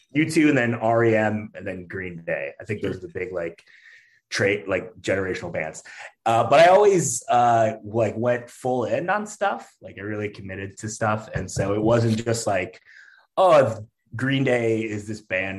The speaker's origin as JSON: {"language": "English", "area": "outside Detroit", "region": "Michigan", "country": "United States", "tie": "born or raised there", "moved": "yes", "lives_now": "Chicago, United States", "said": "I grew up right outside Detroit"}